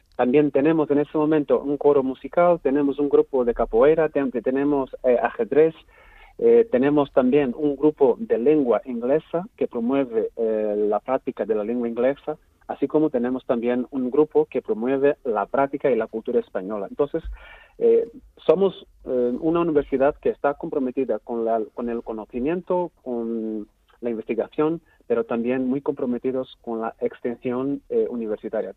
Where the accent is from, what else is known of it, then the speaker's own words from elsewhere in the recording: Angola; Angola es un país muy grande